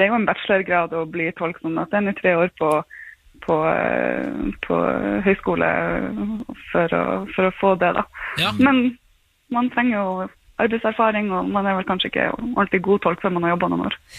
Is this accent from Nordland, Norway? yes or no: yes; Bodø, Nordland, Norway; jeg kommer fra Bodø